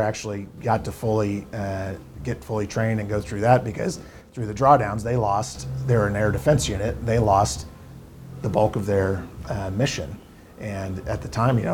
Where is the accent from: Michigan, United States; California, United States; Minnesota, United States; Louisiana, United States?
California, United States; Southern; growing up in Southern California, being around the Navy and Marine Corps